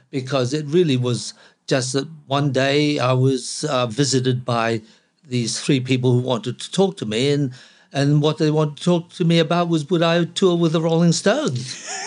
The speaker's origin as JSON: {"language": "English", "country": "Hong Kong", "tie": "born or raised there", "moved": "yes", "lives_now": "Australia", "said": "I was born in Hong Kong"}